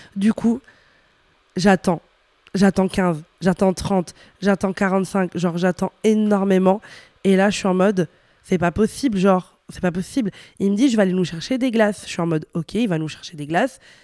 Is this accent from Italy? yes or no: yes; Italy; moved away; also born or lived in Brussels, Belgium; je venais d'Italie, j'avais des codes vestimentaires qui n'étaient pas ceux de Bruxelles. C'est-à-dire que bah, chez moi, en Italie, on ose